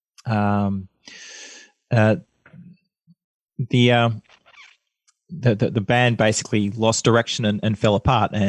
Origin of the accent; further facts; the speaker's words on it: Canberra, Australian Capital Territory, Australia; moved away as an adult; now in Melbourne, Australia; I grew up in Canberra. I moved down to Melbourne when I was 20 years old